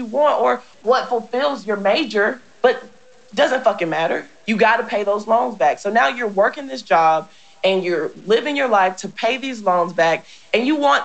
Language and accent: English; United States; I am an American